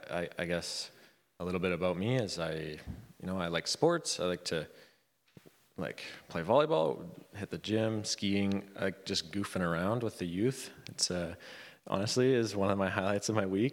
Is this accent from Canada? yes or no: yes; Vanderhoof, British Columbia, Canada; I grew up in Vanderhoof, BC, kind of lots of Mennonites in that town.